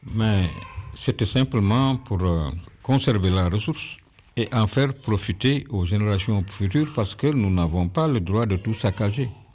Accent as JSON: {"language": "French", "town": "Cayar", "region": "Thiès", "country": "Senegal", "tie": "born or raised there", "said": "je suis natif de Caillard depuis 1948"}